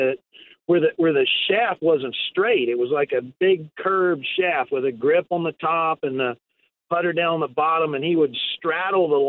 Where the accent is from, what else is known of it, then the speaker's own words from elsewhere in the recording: South Carolina, United States; also born or lived in Cleveland, Tennessee / Chattanooga, Tennessee; now in Myrtle Beach, United States; I even though I was born in Tennessee, my family's from there. I grew up in South Carolina